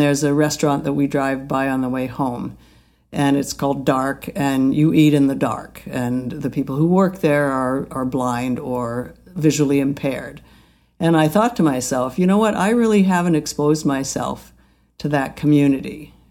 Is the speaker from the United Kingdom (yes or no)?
no; Alberta, Canada; I grew up in Alberta where there was an Indian reservation down the beach